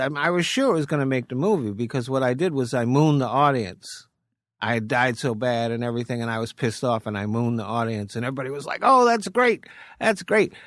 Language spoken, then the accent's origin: English; Rhode Island, United States; moved away as an adult; also born or lived in Maine; now in California, United States; Grew up in Rhode Island and came out to Cali in seventy-seven